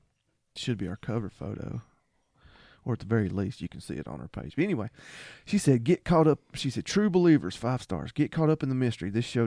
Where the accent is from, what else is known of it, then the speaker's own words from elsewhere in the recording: the South, United States; I'm from the South.